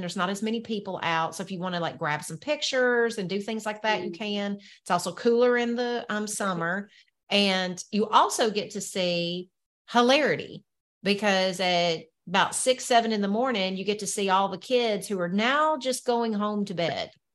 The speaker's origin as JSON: {"language": "English", "area": "the South", "region": "Southern United States", "country": "United States", "accent": "Southern", "said": "my Southern accent"}